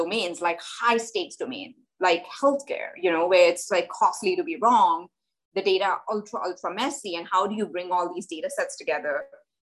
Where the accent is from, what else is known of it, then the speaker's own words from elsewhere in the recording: India; moved away; I grew up in India. I grew up in a tiny place in India.